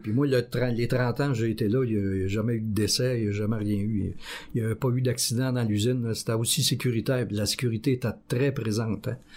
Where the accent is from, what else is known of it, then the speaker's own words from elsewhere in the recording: Quebec, Canada; moved away as an adult; also born or lived in Joliette, Quebec / Valleyfield, Quebec / Repentigny, Quebec; je suis revenu dans la région, euh, ma ville natale, en deux mille douze